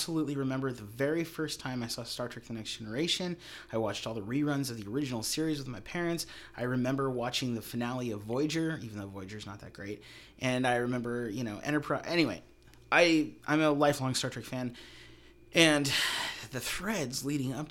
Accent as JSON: {"language": "English", "country": "United States", "said": "I'm an American"}